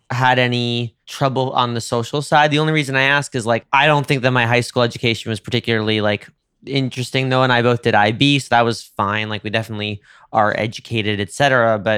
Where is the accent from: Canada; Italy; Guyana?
Italy; Rome, Lazio; You know, as a as a Roman, same as a New Yorker, absolutely. It's our birthright.